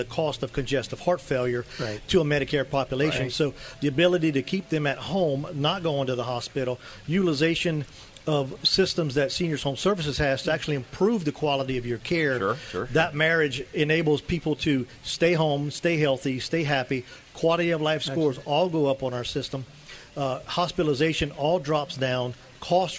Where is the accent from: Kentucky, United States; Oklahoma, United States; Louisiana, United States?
Louisiana, United States; I'm from Louisiana